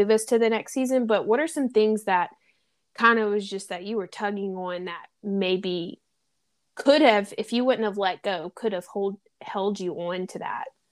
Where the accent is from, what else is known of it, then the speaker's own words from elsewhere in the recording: the South, United States; accent: twang; now in Los Angeles, United States; I'm from the South, and I moved to L